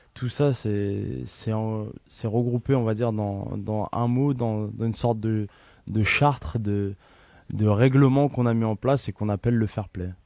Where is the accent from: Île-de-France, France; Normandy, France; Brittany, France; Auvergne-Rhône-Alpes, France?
Île-de-France, France; Ivry-sur-Seine; Je suis né à Ivry, dans l'hôpital Jean Rostand.